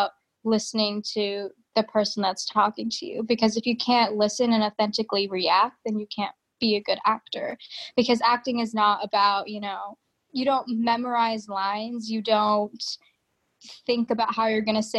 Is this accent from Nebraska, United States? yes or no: yes; Lincoln, Nebraska, United States; also born or lived in Fargo, North Dakota; So I was born in Fargo, North Dakota, and then I moved to Lincoln, Nebraska when I was about, I think, 9 months old. So Lincoln is the only home I know